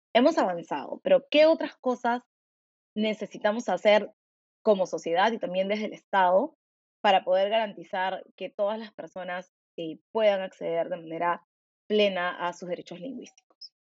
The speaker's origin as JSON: {"language": "Spanish", "country": "Peru"}